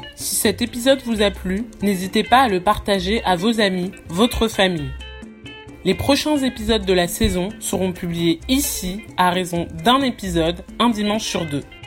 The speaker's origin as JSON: {"language": "French", "country": "France", "tie": "born or raised there", "said": "j'ai grandi en France, mais toute ma famille est originaire du Congo-Brazzaville"}